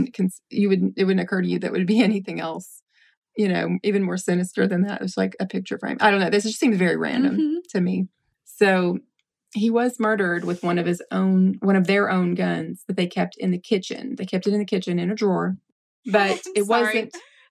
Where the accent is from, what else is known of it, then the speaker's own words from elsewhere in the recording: Tennessee, United States; I'm from Tennessee